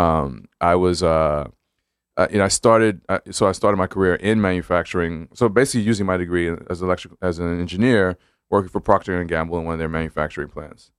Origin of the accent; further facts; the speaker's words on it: Brooklyn, New York, United States; also born or lived in Hempstead, Long Island / New Haven; my family's from the Caribbean, but I grew up in Brooklyn